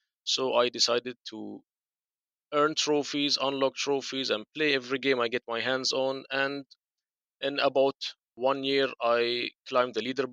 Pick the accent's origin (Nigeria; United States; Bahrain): Bahrain; I told them Bahrain.